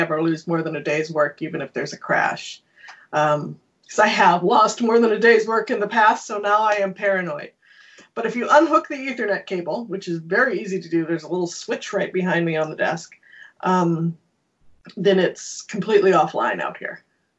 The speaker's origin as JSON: {"language": "English", "country": "Canada", "said": "Canada's entire national identity, well, English Canada's entire national identity is founded on being not American. We are very not American, which is tricky if you're also American."}